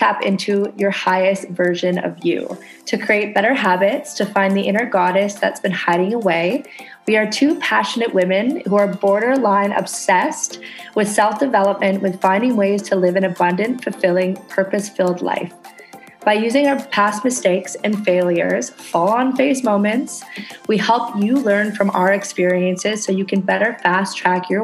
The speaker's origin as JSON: {"language": "English", "country": "Canada", "moved": "yes", "lives_now": "Indonesia"}